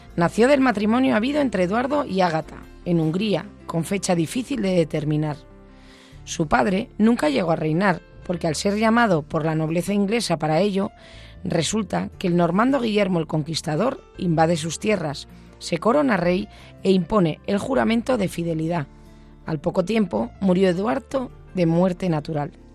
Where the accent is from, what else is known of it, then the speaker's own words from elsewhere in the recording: Basque Country, Spain; soy vasca